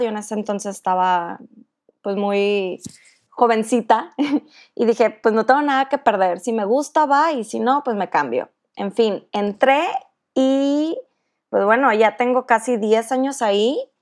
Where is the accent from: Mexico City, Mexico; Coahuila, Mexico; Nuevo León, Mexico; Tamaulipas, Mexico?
Nuevo León, Mexico; Monterrey; soy de Monterrey